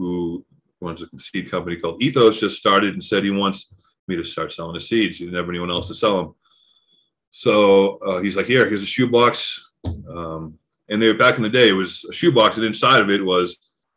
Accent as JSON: {"language": "English", "region": "Massachusetts", "country": "United States", "tie": "born or raised there", "moved": "as an adult", "lives_now": "Colorado, United States", "said": "I grew up in Massachusetts, moved to Colorado 15 years ago"}